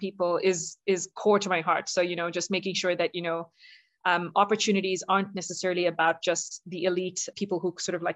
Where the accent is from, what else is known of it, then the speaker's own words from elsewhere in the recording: South India, India; moved away; I'm originally from India